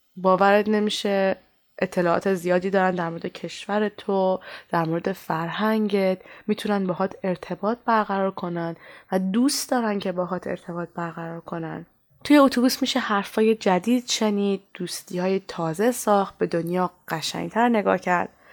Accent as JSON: {"language": "Persian", "country": "Iran", "tie": "born or raised there", "moved": "as an adult", "said": "منی که سالها توی ایران بزرگ شدم"}